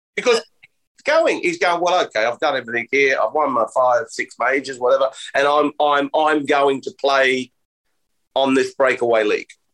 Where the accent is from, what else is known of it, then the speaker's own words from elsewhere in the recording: Australia; I'm Australian